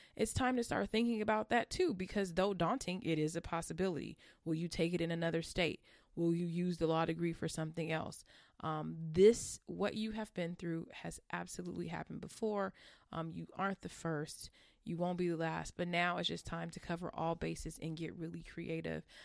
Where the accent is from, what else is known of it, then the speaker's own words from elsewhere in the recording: California, United States; I'm from California